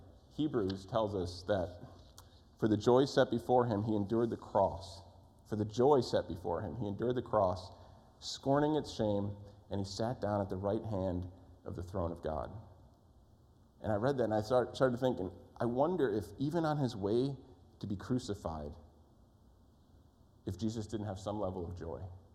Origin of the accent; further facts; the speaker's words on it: East Coast, United States; moved away; I grew up on the East Coast.